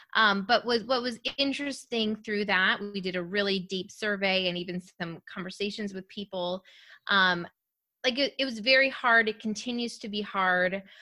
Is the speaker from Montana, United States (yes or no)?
no; rural Minnesota, United States; I'm from rural Minnesota